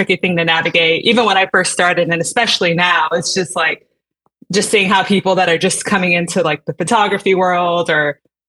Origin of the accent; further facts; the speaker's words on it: San Antonio, Texas, United States; I grew up in San Antonio